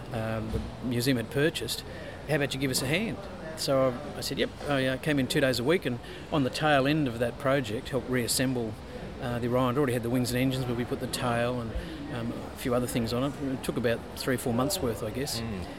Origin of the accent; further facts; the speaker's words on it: Queensland, Australia; also born or lived in Perth / New South Wales / South Australia / ACT; I was born into an Air Force family, so I was born in Perth, but moved away when I was three. Moved around New South Wales, South Australia, Queensland, ACT, in the whole time I did my schooling and education. So I regard Queensland as home